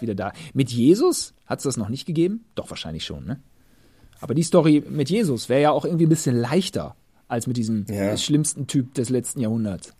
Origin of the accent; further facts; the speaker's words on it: Germany; als Deutscher